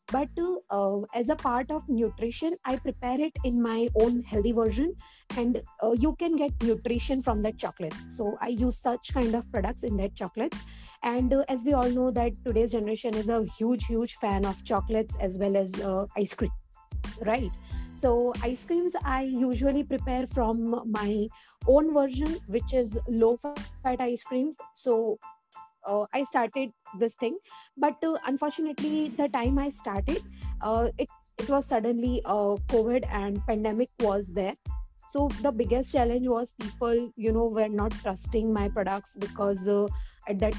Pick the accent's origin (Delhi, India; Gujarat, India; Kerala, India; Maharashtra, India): Gujarat, India; Surat; from Surat, Gujarat